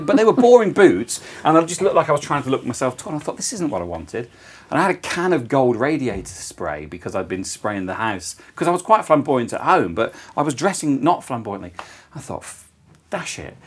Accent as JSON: {"language": "English", "town": "Coventry", "region": "West Midlands", "country": "United Kingdom", "tie": "born or raised there", "also_born_or_lived": "Toowoomba, Australia"}